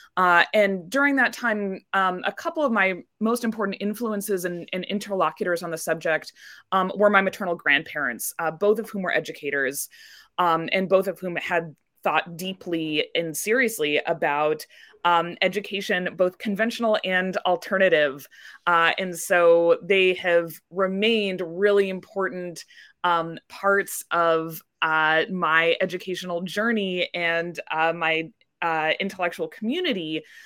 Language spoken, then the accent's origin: English; Indianapolis, Indiana, United States; I grew up in Indianapolis, Indiana